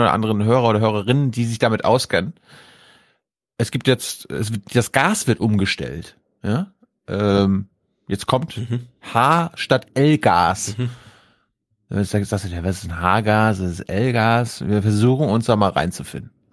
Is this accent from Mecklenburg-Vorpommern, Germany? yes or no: yes; Mecklenburg-Vorpommern, Germany